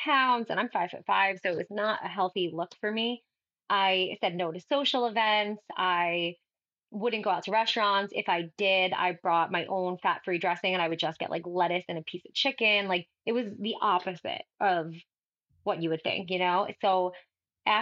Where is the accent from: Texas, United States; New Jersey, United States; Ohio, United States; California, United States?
New Jersey, United States; I'm from New Jersey